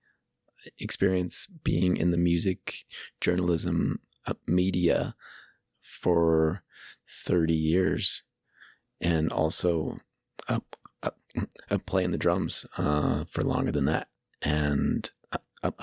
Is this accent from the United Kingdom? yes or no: no; Pittsburgh, Pennsylvania, United States; moved away as an adult; also born or lived in San Francisco, California / Boulder, Colorado; now in Longmont, United States; I am from Pittsburgh, and then I feel like I'm also from San Francisco, because I moved there when I was 21 and lived there most of my 20s